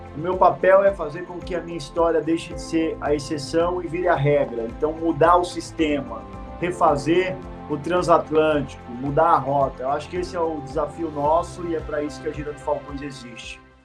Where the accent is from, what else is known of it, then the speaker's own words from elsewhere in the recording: Guarulhos, São Paulo, Brazil; Eu nasci num barraco, numa favela, em Guarulhos, São Paulo. Eu vivi nesse barraco os primeiros sete, oito anos da minha vida